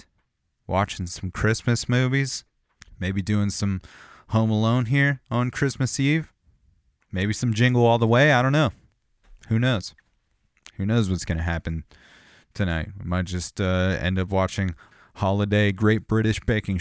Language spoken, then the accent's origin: English; Southern California, United States; growing up in Southern California, we had Power 106